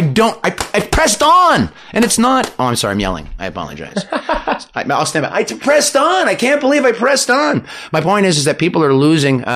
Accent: Canada; I'm Canadian

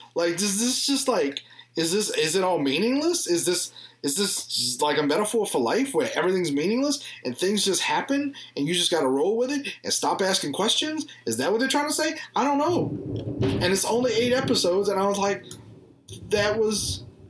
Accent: the South, United States; I'm from the South

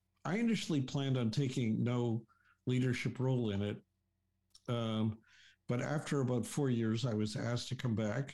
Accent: Toronto, Ontario, Canada; I went to school in Toronto for my high school and elementary school

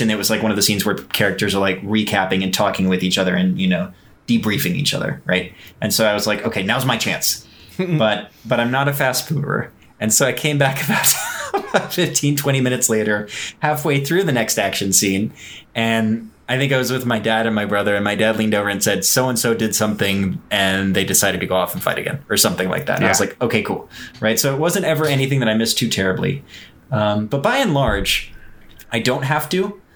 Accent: Houston, Texas, United States; moved away; I was raised in Houston. I'm technically not from there

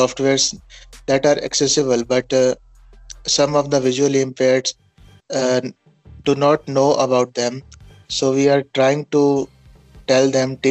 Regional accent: Punjab, India; I'm from Punjab, India.

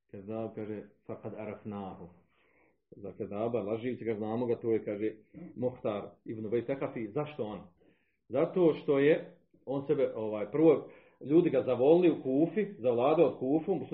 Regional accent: Zavidovići, Federation of Bosnia and Herzegovina, Bosnia & Herzegovina; Pa kod, nas, kod nas u Zavodovićima, 2012. jedna, pa se vada pokajala.

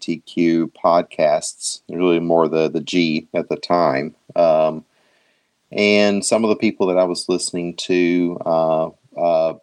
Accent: Tennessee, United States; moved away as an adult; now in Michigan, United States; having grown up in Tennessee

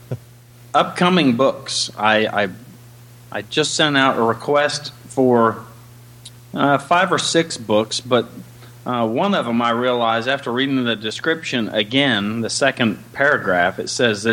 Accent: Ohio Valley, United States; I'm from the Ohio Valley

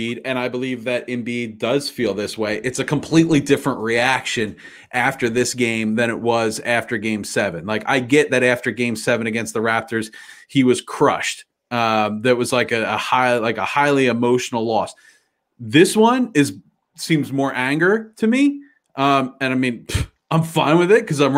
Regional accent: Philadelphia, Pennsylvania, United States; our hometown teams

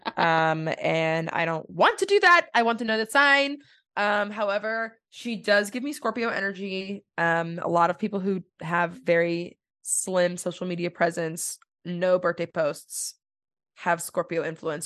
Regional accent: Texas, United States; I'm from Texas

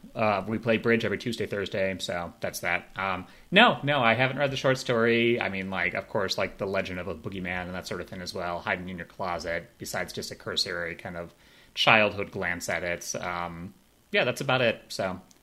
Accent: Chicago, Illinois, United States; now in North Carolina, United States; I grew up in Chicago

